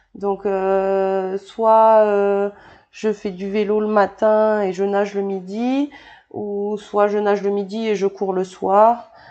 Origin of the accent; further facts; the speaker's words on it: New Caledonia; also born or lived in Bordeaux, France / French Guiana / France (studies); je suis née à Bordeaux et euh, je suis arrivée en Nouvelle-Calédonie euh, quand j'avais 9 ans. Ouais. Et euh, avant ça, j'étais en Guyane de, de 5 ans à 9 ans en fait.